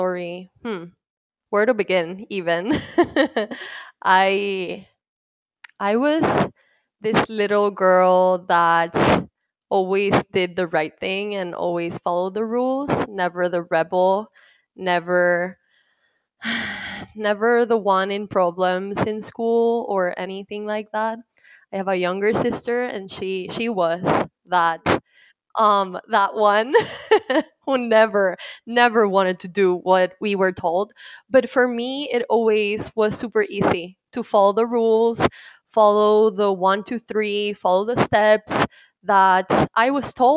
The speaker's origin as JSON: {"language": "English", "country": "Puerto Rico", "tie": "born or raised there", "moved": "as an adult", "lives_now": "Dallas, United States", "said": "I was born and raised in Puerto Rico"}